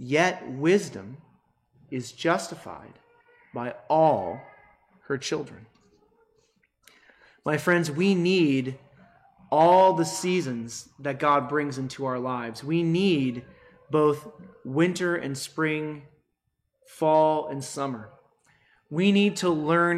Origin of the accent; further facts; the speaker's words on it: United States; us Americans